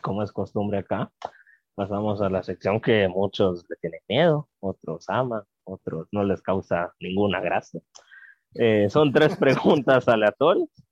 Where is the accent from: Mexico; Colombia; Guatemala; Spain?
Guatemala; como guatemaltecos y guatemaltecas